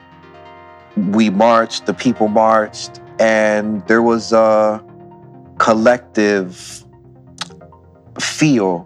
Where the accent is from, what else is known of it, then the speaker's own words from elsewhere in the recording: Philadelphia, Pennsylvania, United States; In Aoni, Philadelphia, growing up, seeing the different diversity in the neighborhood